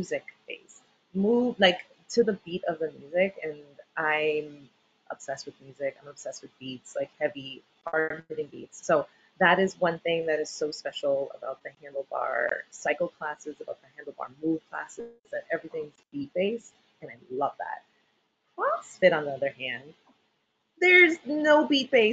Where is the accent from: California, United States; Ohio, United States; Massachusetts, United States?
Massachusetts, United States; Boston; born and raised in Boston